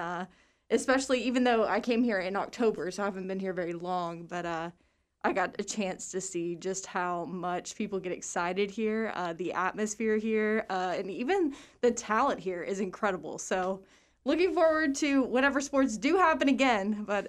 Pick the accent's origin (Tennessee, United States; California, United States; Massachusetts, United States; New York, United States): Tennessee, United States; Nashville; moved away as an adult; also born or lived in Arkansas / Wichita Falls, Texas; now in Waco, United States; I'm originally from Nashville, Tennessee, so I'm kind of far away from home, but grew up there.